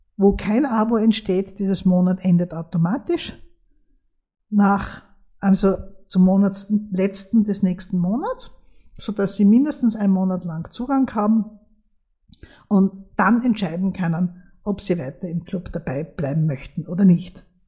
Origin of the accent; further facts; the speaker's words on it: Austria; bei uns in Österreich